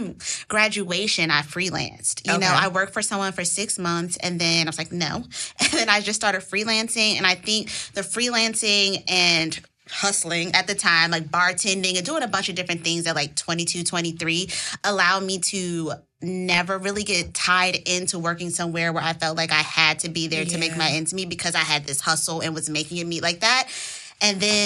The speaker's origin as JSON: {"language": "English", "town": "Washington", "region": "District of Columbia", "country": "United States", "tie": "born or raised there", "said": "Born and raised in Washington, D.C."}